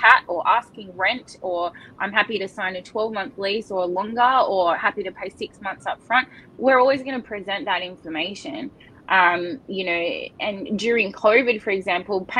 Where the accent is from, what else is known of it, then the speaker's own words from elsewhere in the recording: Northern Beaches, New South Wales, Australia; being born and bred on the Northern Beaches